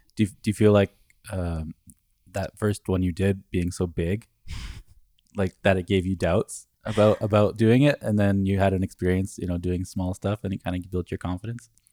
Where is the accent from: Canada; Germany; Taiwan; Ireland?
Canada; Growing up in Canada